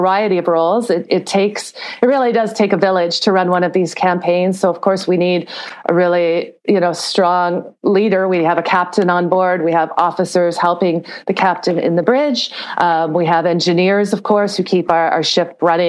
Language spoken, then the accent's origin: English; Toronto, Ontario, Canada; I'm from Canada. I'm originally from Toronto